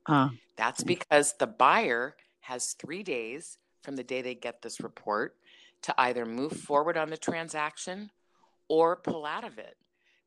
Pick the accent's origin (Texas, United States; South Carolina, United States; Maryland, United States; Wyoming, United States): Maryland, United States; now in California, United States; I came from the East Coast in Maryland 32 years ago to California, and it's done 100% different over there.